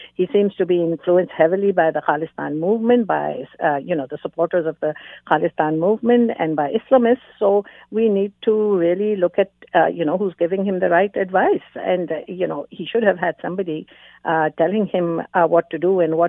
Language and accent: English; Canada; me as a Canadian